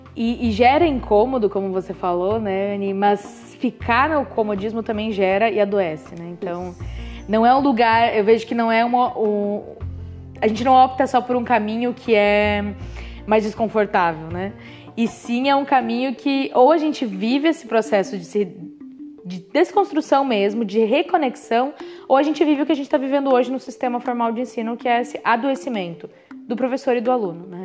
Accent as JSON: {"language": "Portuguese", "region": "interior of Santa Catarina", "country": "Brazil", "also_born_or_lived": "Pato Branco, Paraná / Rio Grande do Sul", "moved": "as an adult", "lives_now": "Florianópolis, Brazil", "said": "Eu sou do, do interior de Santa Catarina, então é divisa ali com, com Pato Branco"}